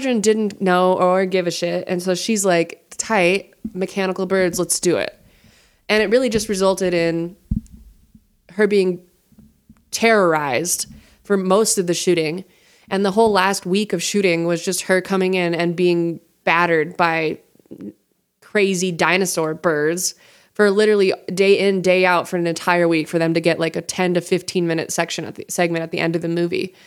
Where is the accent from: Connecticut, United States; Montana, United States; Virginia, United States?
Montana, United States; I'm from Montana